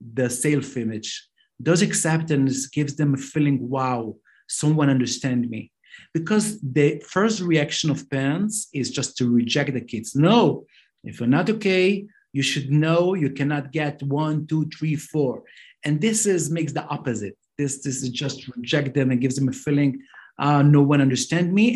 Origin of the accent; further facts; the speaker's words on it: Jerusalem, Jerusalem District, Israel; English is a second language; now in Beitar Illit, Israel; I grew up in Mea Shearim.